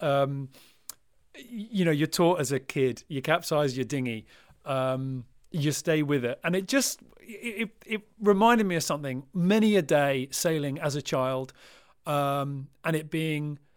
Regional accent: United Kingdom; as a British sailor

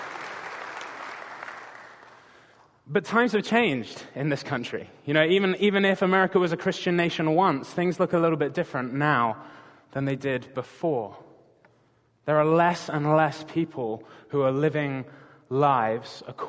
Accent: England, United Kingdom; moved away as an adult; now in Gig Harbor, United States; I'm not from around these parts originally, if you haven't already guessed. I'm from England

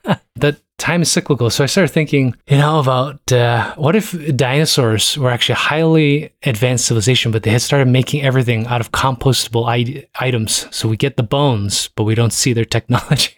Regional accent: Toronto, Ontario, Canada; I'm from Toronto.

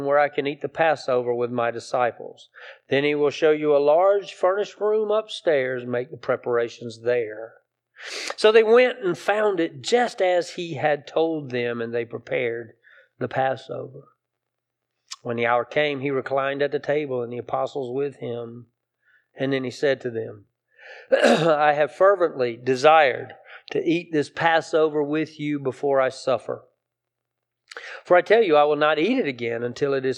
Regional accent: South Carolina, United States; I grew up in South Carolina

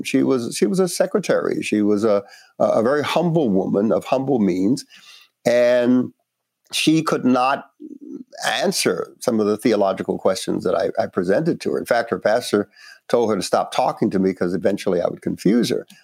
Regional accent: New York City, New York, United States; also born or lived in Panama; I grew up in Brooklyn, uh, Northeast, New York City

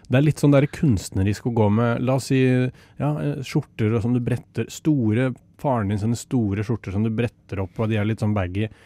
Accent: Otta, Innlandet, Norway; fra Otta, og det er sauer overalt.

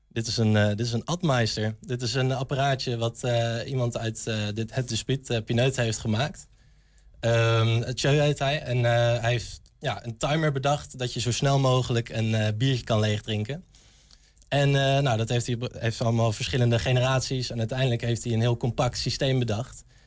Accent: Arnhem, Gelderland, Netherlands; moved away as an adult; now in Enschede, Netherlands; Ik kom zelf uit Arnhem. Ik kom uit de stad

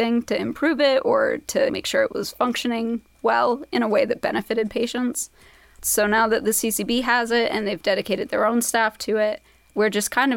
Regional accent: Eden, Vermont, United States; also born or lived in Brooklyn, New York; I'm from Vermont originally. Grew up in Eden, which is out in Lowell County, up near like Lowell, Johnson, Mooresville area

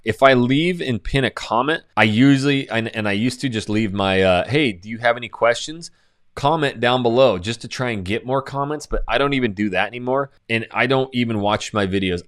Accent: Coeur d'Alene, Idaho, United States; moved away as an adult; now in Houston, United States; my hometown of Coeur d'Alene, Idaho

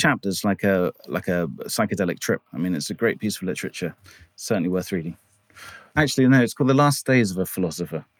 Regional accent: England, United Kingdom; I was brought up here in England mostly

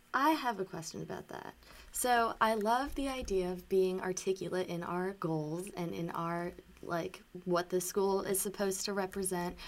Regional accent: Atlanta, Georgia, United States; I'm from Atlanta proper

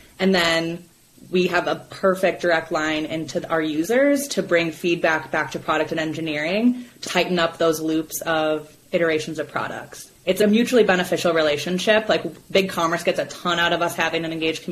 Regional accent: Minnesota, United States; now in Colorado, United States; I live in Colorado, and I'm from Minnesota

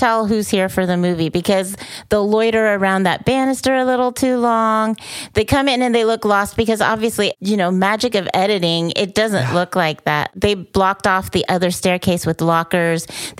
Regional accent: Sonoma, California, United States; moved away; also born or lived in San Diego; I'm going to see my hometown.

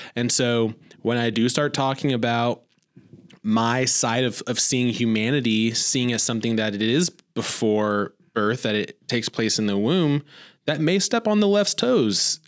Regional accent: Indiana, United States; now in Joplin, United States; growing up in Indiana

